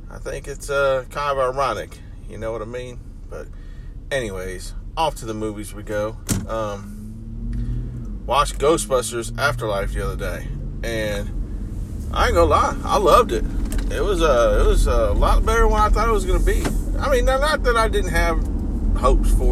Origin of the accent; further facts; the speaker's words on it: Akron, Ohio, United States; I'm from Akron